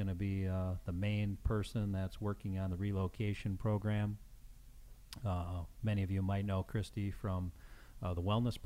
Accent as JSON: {"language": "English", "town": "Chicago", "region": "Illinois", "country": "United States", "tie": "born or raised there", "said": "I grew up in the Chicagoland area"}